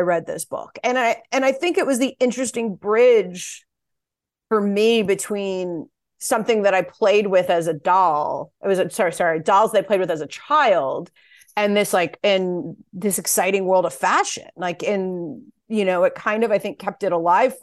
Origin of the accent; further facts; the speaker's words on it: Delaware, United States; I grew up in Delaware